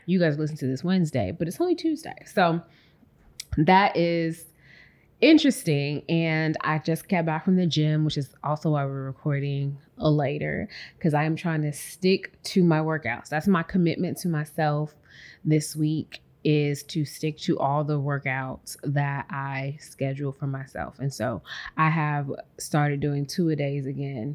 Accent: Chicago, Illinois, United States; moved away as an adult; also born or lived in Nashville; now in Houston, United States; I was born and raised in Chicago

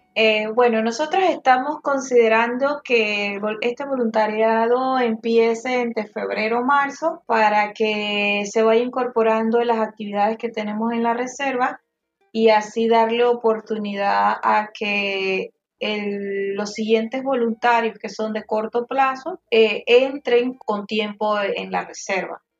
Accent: Panama; soy panameña

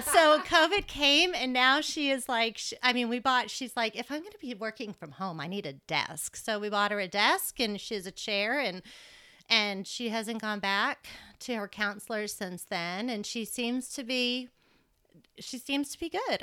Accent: Massachusetts, United States; moved away as an adult; now in Lubbock, United States; I came from Massachusetts. I grew up in Massachusetts

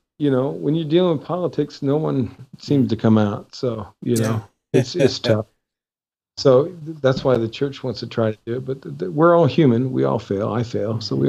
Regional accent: United States; now in Nepal; I'm an American

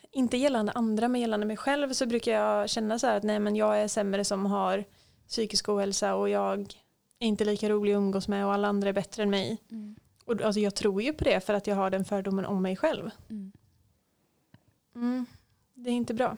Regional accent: Hultsfred, Kalmar County, Sweden; moved away; hotellet där jag jobbade hemma i Hultsfred

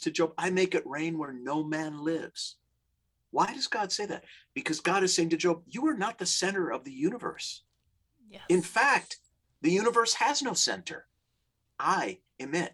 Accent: Minnesota, United States; now in Los Angeles, United States; I grew up in the Midwest in Minnesota, we call them dead end streets

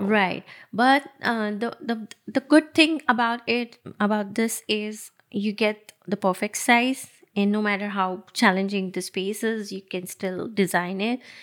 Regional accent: Nashik, Maharashtra, India; moved away; I actually born and brought up in Nasik

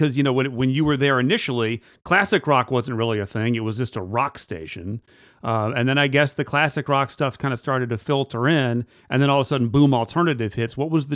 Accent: Richmond, Virginia, United States; usually as a kid growing up in Richmond, you listen to Q94 when you're a kid

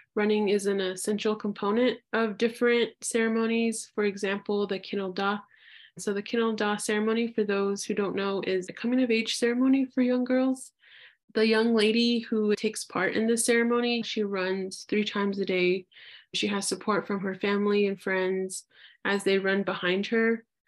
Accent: Albuquerque, New Mexico, United States; born and raised in Albuquerque, New Mexico

